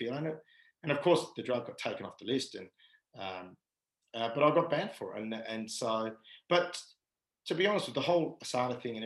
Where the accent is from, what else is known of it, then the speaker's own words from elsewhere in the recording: Perth, Western Australia, Australia; moved away as an adult; I just wanted to play for Perth in my hometown